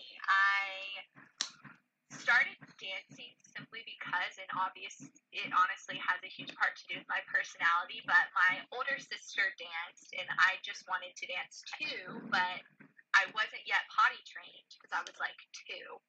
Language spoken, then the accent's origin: English; Birmingham, Alabama, United States; also born or lived in Memphis, Tennessee; I'm from Birmingham, Alabama